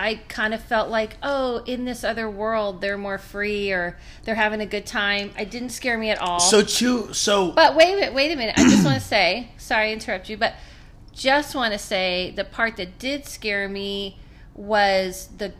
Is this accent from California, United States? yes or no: yes; Southern California, United States; I grew up in Southern California